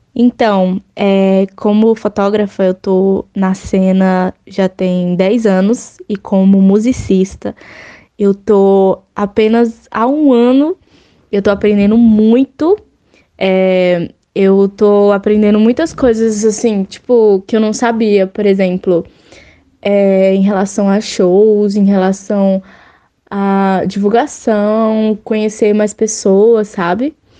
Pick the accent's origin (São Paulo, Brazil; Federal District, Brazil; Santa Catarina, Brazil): Federal District, Brazil; Brasília; eu sou de Brasília